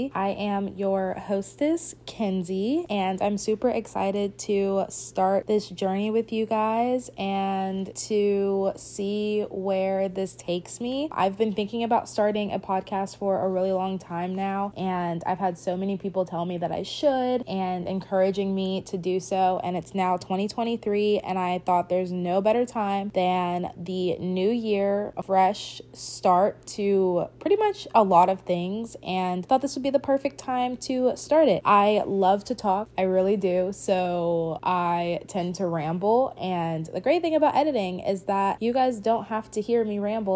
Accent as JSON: {"language": "English", "town": "Richmond", "region": "Virginia", "country": "United States", "said": "I'm from Richmond, Virginia"}